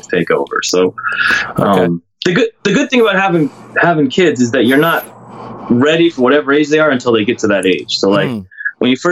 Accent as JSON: {"language": "English", "town": "Los Angeles", "region": "California", "country": "United States", "tie": "born or raised there", "also_born_or_lived": "New York", "said": "I was born and raised in Los Angeles, California."}